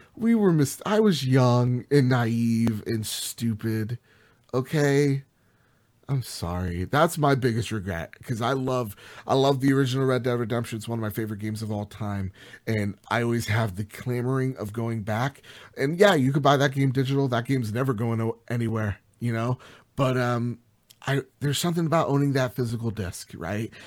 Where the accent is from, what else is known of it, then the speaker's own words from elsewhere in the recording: New Jersey, United States; I'm from Jersey, you could tell from my accent